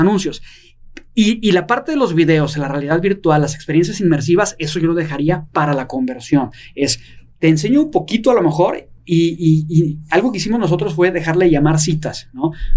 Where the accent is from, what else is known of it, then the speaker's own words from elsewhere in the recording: Guadalajara, Jalisco, Mexico; yo soy de Guadalajara